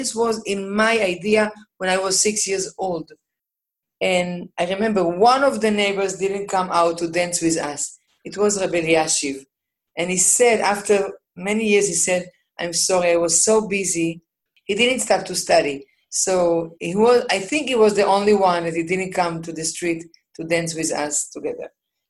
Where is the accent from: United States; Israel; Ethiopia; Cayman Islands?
Israel; Jerusalem, Jerusalem District; I grew up in Meshorim, in a very, very nice, wonderful neighborhood.